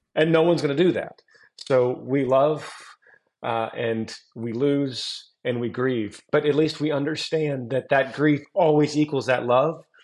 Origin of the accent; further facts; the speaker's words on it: Texas, United States; growing up in Texas